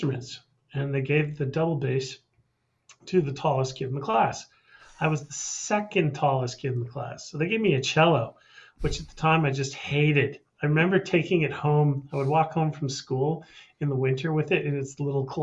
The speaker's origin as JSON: {"language": "English", "town": "Calgary", "region": "Alberta", "country": "Canada", "tie": "born or raised there", "said": "Born and raised in Calgary, Alberta."}